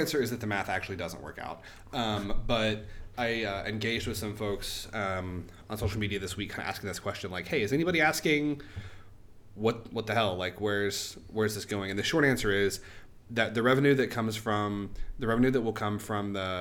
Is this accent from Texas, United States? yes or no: no; Oklahoma, United States